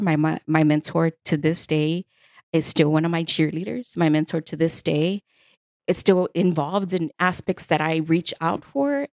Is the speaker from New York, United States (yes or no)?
no; Houston, Texas, United States; born and raised in Houston, Texas